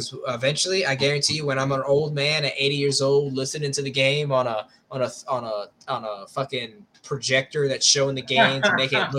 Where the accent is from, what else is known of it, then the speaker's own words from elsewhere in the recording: New York, United States; I was born in New York.